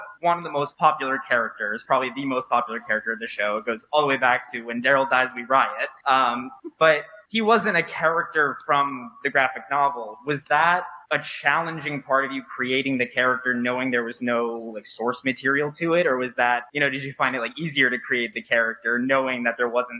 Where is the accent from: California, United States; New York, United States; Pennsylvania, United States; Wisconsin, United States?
New York, United States; I'm from New York.